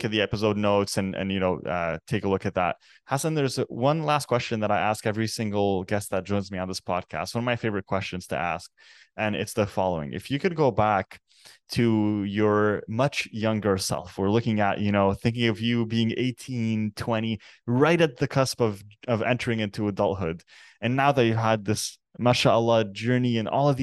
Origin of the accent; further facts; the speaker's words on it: Canada; I'm actually born and raised in Canada. My parents are originally Lebanese